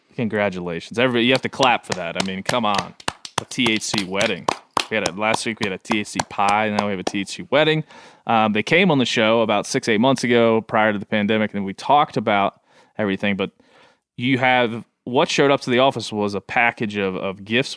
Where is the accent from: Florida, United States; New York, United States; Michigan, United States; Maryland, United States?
Maryland, United States; Western; I grew up in Western Maryland, which is basically Eastern West Virginia, Southern Pennsylvania